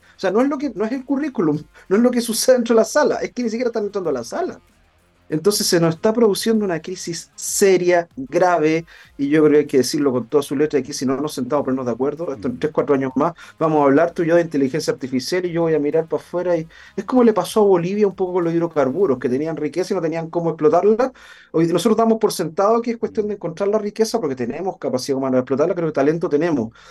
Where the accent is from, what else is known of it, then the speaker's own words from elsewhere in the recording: Chile; nos caracterizaba como chilenos